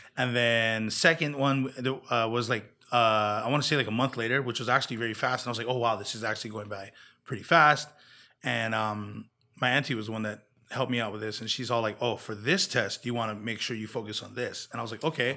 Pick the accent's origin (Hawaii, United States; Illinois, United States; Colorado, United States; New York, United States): Hawaii, United States; Kona; now in Las Vegas, United States; my hometown